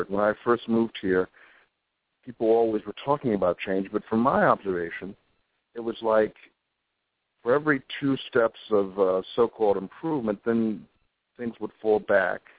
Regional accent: Akron, Ohio, United States; now in Harlem, New York, United States; I was born in Akron, Ohio, and um, and lived in middle class neighborhoods that were mostly black and there were um, poor black neighborhoods in the, our city where there were relations of mine who lived

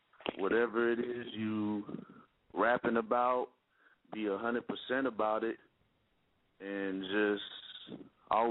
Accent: Palm Beach, Florida, United States; I'm from the Palm Beach

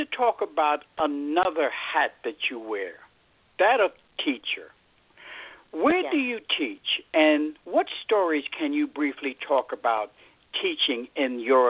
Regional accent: New York, United States; I grew up in Brooklyn, and what a large, gigantic Jamaican population was in Brooklyn, and is still now in Brooklyn.

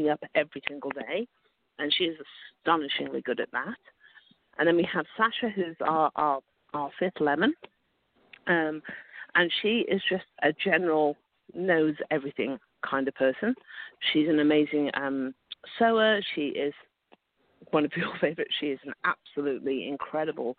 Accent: United Kingdom; moved away as an adult; now in Ottawa, Canada; I'm obviously British. I'm kind of newish to Canada

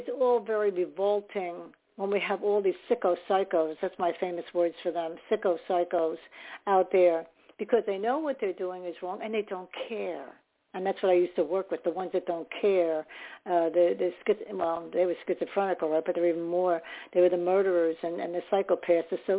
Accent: New York, United States; I was born in New York

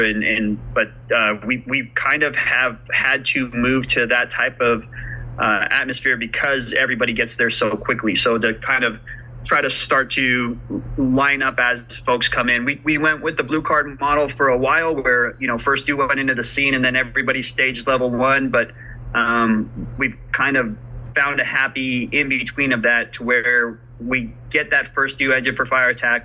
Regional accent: California, United States; moved away as an adult; also born or lived in Oklahoma; now in Midwest City, United States; growing up in California

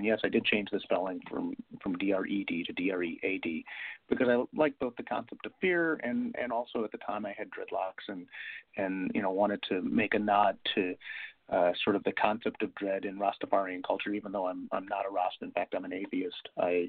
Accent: Chicago, Illinois, United States; Yeah, I grew up in Chicago.

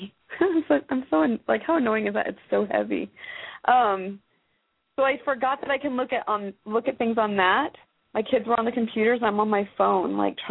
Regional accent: Arizona, United States; now in Texas, United States; I'm from Arizona.

